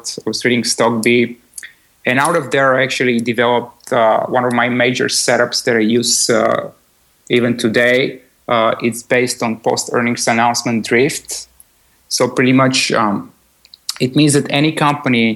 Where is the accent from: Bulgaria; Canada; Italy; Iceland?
Bulgaria; I was born in Bulgaria